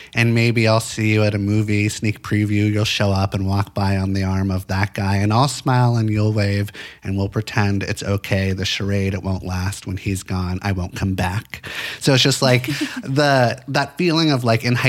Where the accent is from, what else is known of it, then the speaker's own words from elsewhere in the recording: Santa Monica, California, United States; I grew up in Los Angeles, in Santa Monica